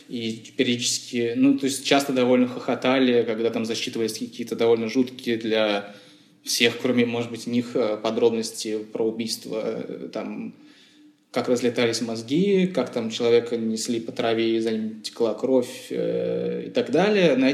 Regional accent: Moscow, Russia; потому что я, например, вырос в Чертаново, да, тоже э, место довольно странное

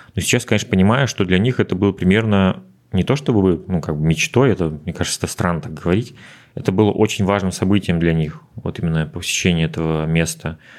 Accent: Udmurtia, Russia; moved away as an adult; now in Moscow, Russia; вернулся в родную республику на время

